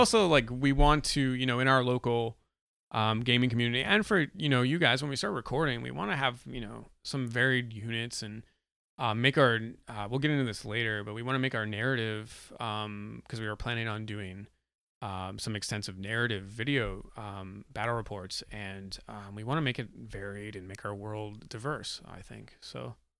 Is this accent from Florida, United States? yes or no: no; New Hampshire, United States; I'm from New Hampshire